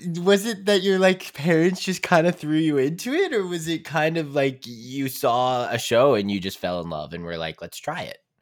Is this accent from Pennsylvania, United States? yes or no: yes; Pittsburgh, Pennsylvania, United States; we grew up in Pittsburgh, like near Pittsburgh